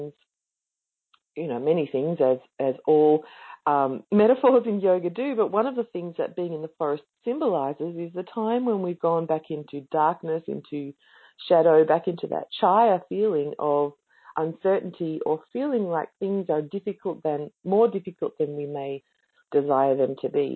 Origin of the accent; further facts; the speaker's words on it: Australia; I'm Australian.